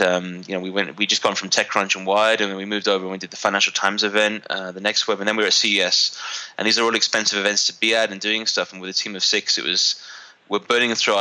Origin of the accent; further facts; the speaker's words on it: London, United Kingdom; moved away as an adult; now in Armenia; I'm a British Armenian entrepreneur, originally from London, moved to Armenia about 5 years ago